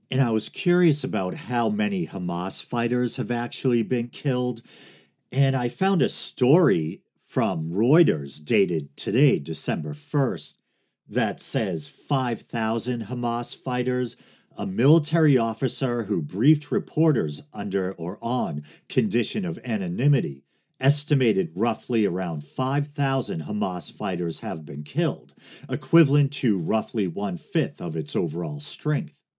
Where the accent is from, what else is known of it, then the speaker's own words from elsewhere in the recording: United States; I'm speaking as an American citizen